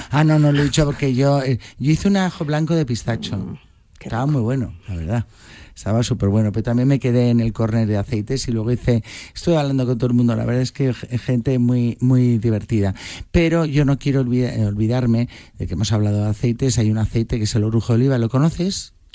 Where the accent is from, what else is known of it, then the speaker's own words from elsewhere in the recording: Madrid, Community of Madrid, Spain; como somos de Madrid